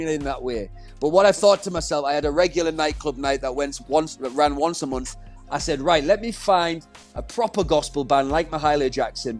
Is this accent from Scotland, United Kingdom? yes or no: no; Middlesbrough, North East England, United Kingdom; moved away; my hometown, which was Middlesbrough